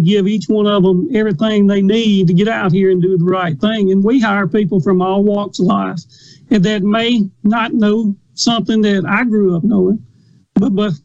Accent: Winston County, Mississippi, United States; I grew up in Winston County, a little bit below Starkville over there

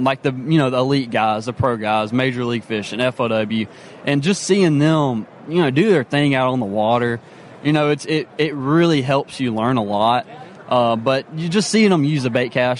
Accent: Memphis, Tennessee, United States; I'm from Memphis, Tennessee.

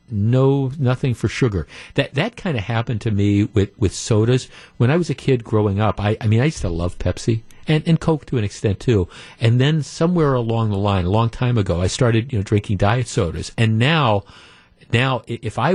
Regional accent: Glendale, Wisconsin, United States; I grew up in Glendale by Nicolet High School, on Port Washington Road

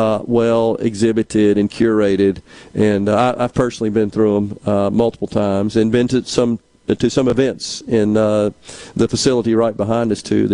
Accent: Mississippi, United States; which for me at my age, the thing that always strikes me when I go through is I remember so much of that, growing up in Mississippi.

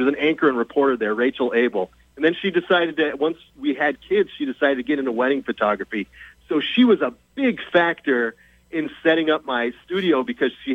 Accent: El Paso, Texas, United States; moved away as an adult; also born or lived in Denver; now in Boston, United States; this is my hometown, born and raised in El Paso

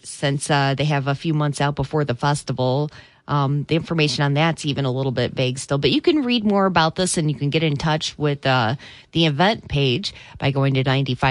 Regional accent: Three Rivers, Michigan, United States; growing up in Three Rivers

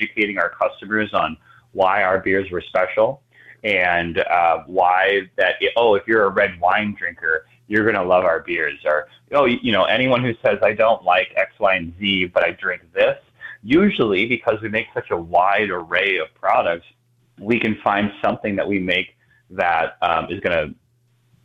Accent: Milwaukee, Wisconsin, United States; moved away as an adult; also born or lived in Durango, Colorado / Aspen, Colorado; now in Milwaukee, United States; I grew up in Milwaukee area

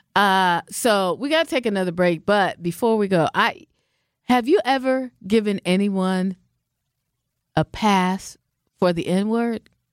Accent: Seattle, Washington, United States; moved away; I'm from the West Coast. I'm from Seattle, mm-hmm. Seattle, Washington

